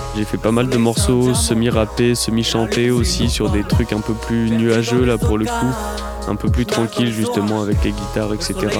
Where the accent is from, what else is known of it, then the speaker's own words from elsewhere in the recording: Bordeaux, Nouvelle-Aquitaine, France; je viens de Bordeaux